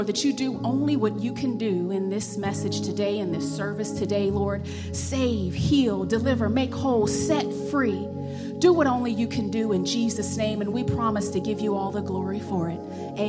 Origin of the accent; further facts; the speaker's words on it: West Virginia, United States; accent: country; hood; the white side of my family is from like the country, like West Virginia country. And the black side of my family, we're from West Virginia, but we're like from the hood. So I'm really like half redneck, half roughneck.